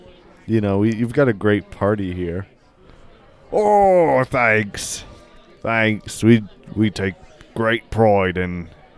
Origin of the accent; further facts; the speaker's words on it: Australia; We're both from Australia. We should really know why, but we both don't.